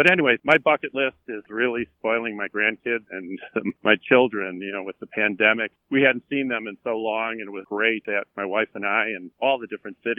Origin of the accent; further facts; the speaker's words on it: Chicago, Illinois, United States; I was born and raised in Chicago.